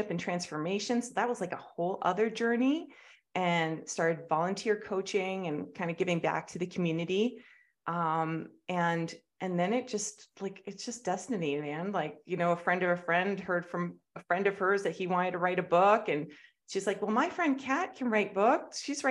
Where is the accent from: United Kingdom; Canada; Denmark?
Canada; I grew up in Canada